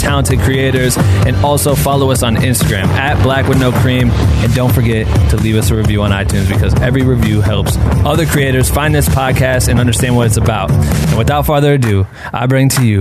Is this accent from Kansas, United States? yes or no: no; Iowa, United States; I'm from Iowa